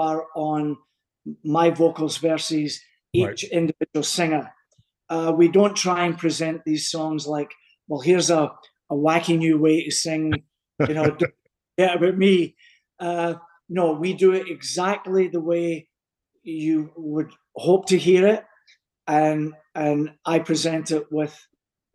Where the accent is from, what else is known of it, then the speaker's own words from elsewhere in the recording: Coatbridge, Scotland, United Kingdom; moved away; Town I come from, even people from Glasgow never came in to mess with them, because it was off the charts. A wee town called Coatbridge